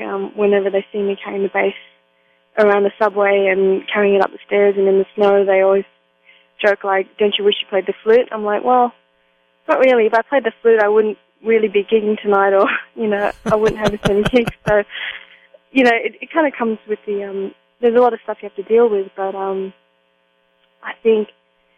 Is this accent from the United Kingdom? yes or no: no; Perth, Western Australia, Australia; moved away as an adult; also born or lived in Kuala Lumpur, Malaysia; now in New York, United States; growing up in Perth, it's a very, very different city